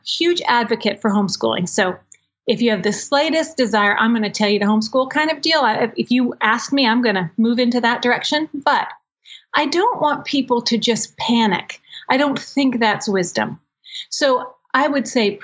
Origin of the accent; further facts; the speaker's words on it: Maryland, United States; I'm from Maryland